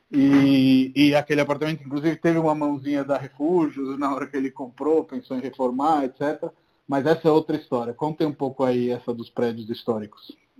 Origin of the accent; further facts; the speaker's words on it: Rome, Lazio, Italy; Portuguese is a second language; moved away as an adult; also born or lived in Brazil; now in São Paulo, Brazil; sou de Roma, sou italiano, estou aqui no Brasil há 10 anos.